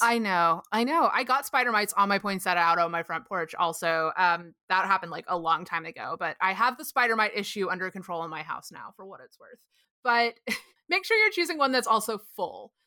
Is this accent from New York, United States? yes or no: no; Texas, United States; I grew up in Texas